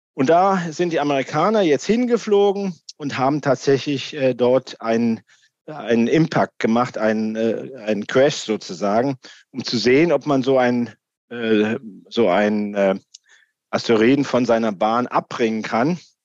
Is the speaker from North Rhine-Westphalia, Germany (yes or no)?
no; Darmstadt, Hesse, Germany; hier aus dem Land, aus dem ich komme, aus Hessen